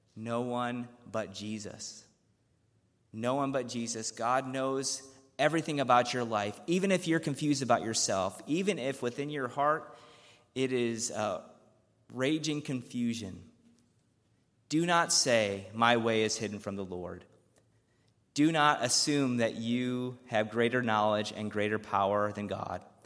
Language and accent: English; Chicago, Illinois, United States; I grew up around the Chicago area